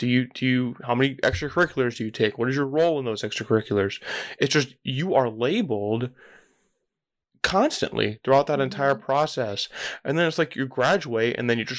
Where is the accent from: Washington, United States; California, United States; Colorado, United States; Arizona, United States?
California, United States; I grew up in California